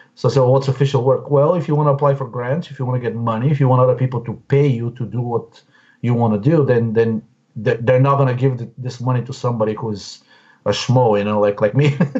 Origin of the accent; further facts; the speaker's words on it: Bulgaria; moved away as an adult; now in Washington, D.C., United States; I came directly from Bulgaria in 1997